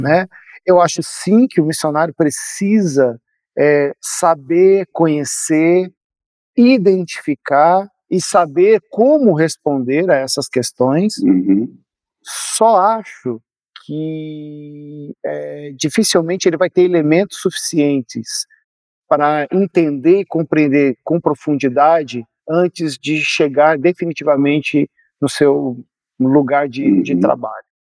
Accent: Brazil; estou nos incluindo como brasileiros

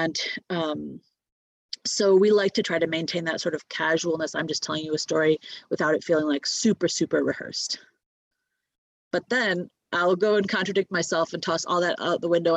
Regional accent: Michigan, United States; moved away as an adult; also born or lived in Alaska; now in Anchorage, United States; I'm from Michigan. I've lived in Alaska for about 7 years, and so I'm not from Alaska

